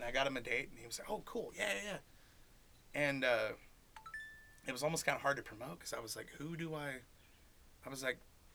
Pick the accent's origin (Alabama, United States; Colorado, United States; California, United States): California, United States; Shingle Springs; I grew up down South Shingle to Cawthon Ranch Road, back in that whole area